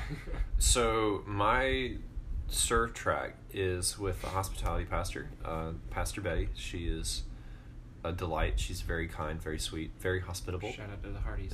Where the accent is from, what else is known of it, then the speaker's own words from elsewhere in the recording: Georgia, United States; moved away; I am from Georgia.